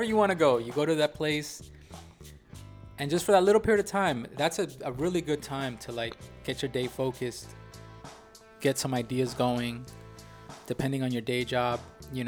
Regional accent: New York, United States; I'm a New Yorker

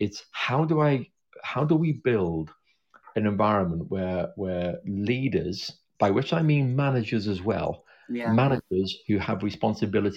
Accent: Liverpool, North West England, United Kingdom; now in South London, United Kingdom; I come from Liverpool. I was born there back in the 60s.

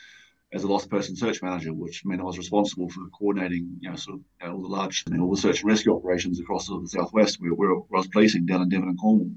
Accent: New Zealand; moved away as an adult; now in United Kingdom; I came to the UK from New Zealand when I was 24. So I came out, as most young Kiwis

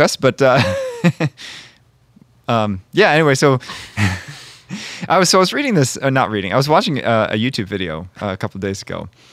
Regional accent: Monrovia, Maryland, United States; now in Connecticut, United States; I'm from Maryland originally

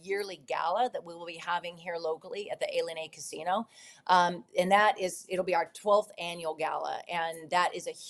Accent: United States; I was born here

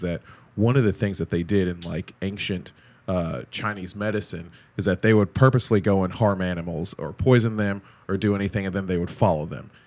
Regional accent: Nigeria; As a Nigerian

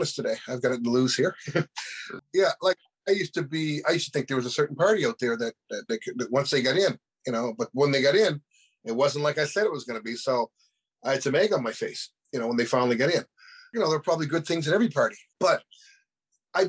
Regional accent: Halifax, Nova Scotia, Canada; I was born right here in Halifax, and really on I can't even mention the name, Maitland Street in Halifax

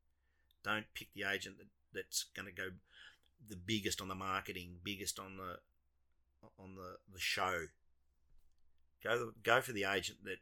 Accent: Australia

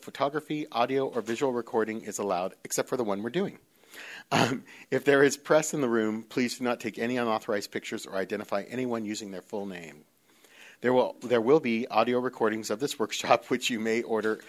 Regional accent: Northern California, United States; moved away as an adult; now in Los Angeles, United States; I was born and raised in Northern California

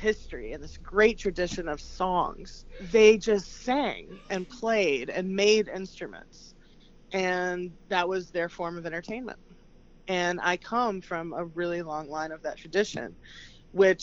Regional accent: Transylvania County, North Carolina, United States; I grew up in Transylvania County, North Carolina, which is about an hour outside of Asheville, North Carolina.

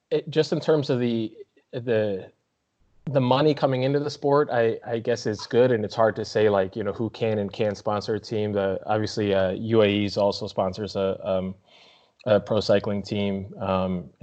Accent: United States; I can't sit here as an American

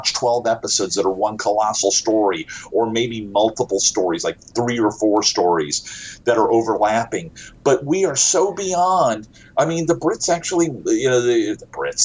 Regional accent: United States; I am from the United States

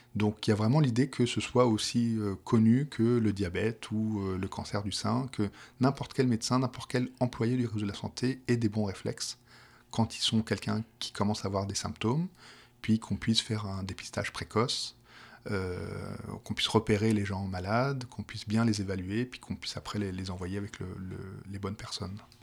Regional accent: Paris, Île-de-France, France; accent: petit accent français de Paris; moved away as an adult; now in Quebec, Canada; j'ai un petit accent français qui, vient de Paris

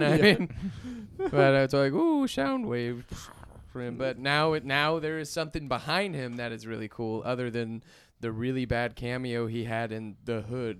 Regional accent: Houston, Texas, United States; now he's the guardian of my hometown, Houston, Texas.

